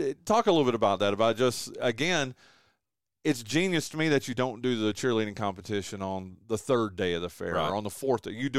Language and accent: English; Wilkes County, North Carolina, United States; And I grew up in Wilkes County